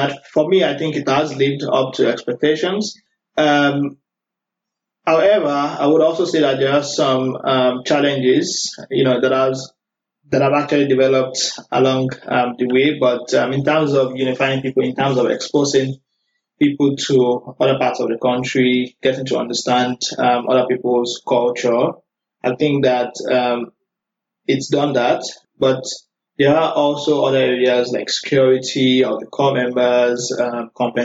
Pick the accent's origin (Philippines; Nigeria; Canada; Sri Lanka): Nigeria; Abeokuta, Ogun State; moved away as an adult; also born or lived in Osun State, Nigeria / Lagos, Nigeria / Sokoto, Nigeria; I'm from Ogun State, in the Borno State to Lagos, which I know most people know Lagos, so it's yeah. Ogun. So I lived in the city called Abeokuta